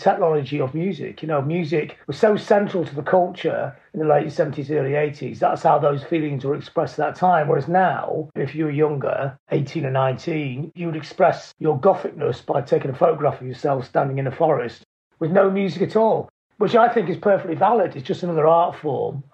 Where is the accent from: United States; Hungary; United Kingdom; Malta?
United Kingdom; Blackpool, North West England; I grew up in Blackpool